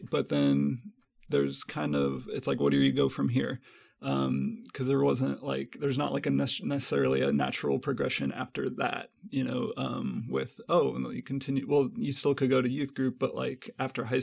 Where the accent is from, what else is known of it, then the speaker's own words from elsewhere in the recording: Belton, Missouri, United States; also born or lived in Kansas City; I was born and raised here in Kansas City, grew up in Belton, Missouri